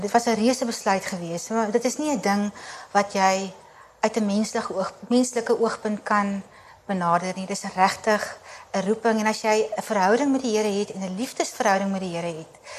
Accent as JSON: {"language": "Afrikaans", "country": "South Africa", "also_born_or_lived": "Kabul, Afghanistan", "moved": "as an adult", "said": "ons Afrikaners"}